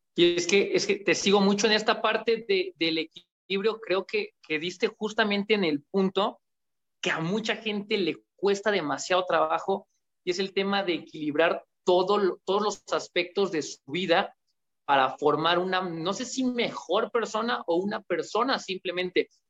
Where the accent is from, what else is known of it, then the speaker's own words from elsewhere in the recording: Mexico; en mi país, México